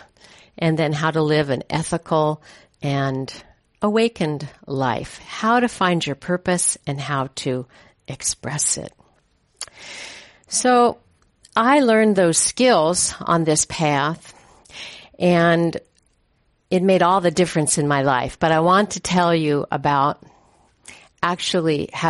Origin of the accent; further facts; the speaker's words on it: Hayward, California, United States; also born or lived in Oakland, California; My parents moved from Oakland. I was born in Oakland. And we moved from Oakland out to the suburbs of Hayward